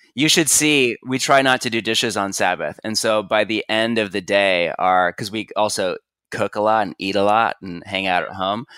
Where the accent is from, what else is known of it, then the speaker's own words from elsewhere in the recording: Bay Area, California, United States; I'm from the Bay Area of California